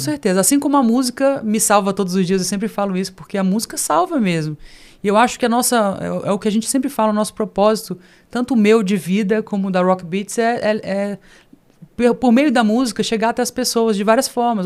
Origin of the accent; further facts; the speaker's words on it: Brasília, Federal District, Brazil; also born or lived in Rio de Janeiro; Com quatro anos para Brasília. Vivenciei tudo aquilo de brincar embaixo do bloco